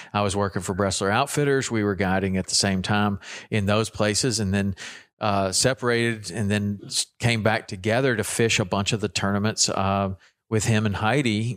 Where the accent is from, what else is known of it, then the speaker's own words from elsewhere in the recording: Chattanooga, Tennessee, United States; moved away as an adult; also born or lived in Jackson, Wyoming; Me and me and Carter are both Tennessee boys